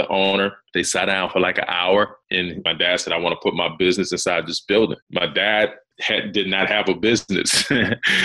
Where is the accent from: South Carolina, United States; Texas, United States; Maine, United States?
South Carolina, United States; growing up in South Carolina, man, it's rural area, right? So I grew up in this rural area.